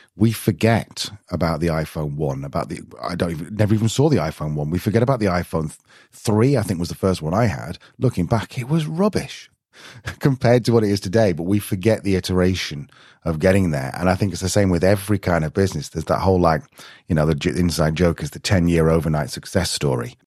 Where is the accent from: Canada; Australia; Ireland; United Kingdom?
United Kingdom; I'm being very British